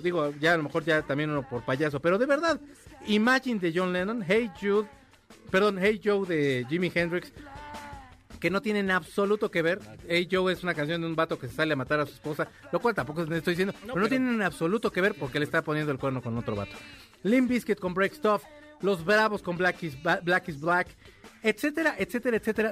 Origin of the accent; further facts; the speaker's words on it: Mexico; somos mexicanos y, la verdad siempre, siempre hemos sido un gran país